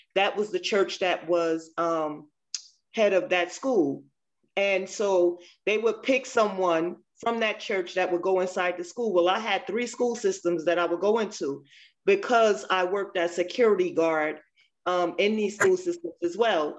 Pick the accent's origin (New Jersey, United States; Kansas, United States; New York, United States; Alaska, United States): New Jersey, United States; also born or lived in Maryland; now in Virginia, United States; I'm originally from New Jersey, but I lived in Maryland and I'm now in Virginia